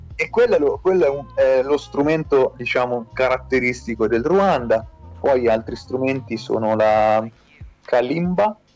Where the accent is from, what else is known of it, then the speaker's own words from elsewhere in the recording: Ellera, Umbria, Italy; sono originario di Ellera, ho vissuto sempre qui a insomma, Perugia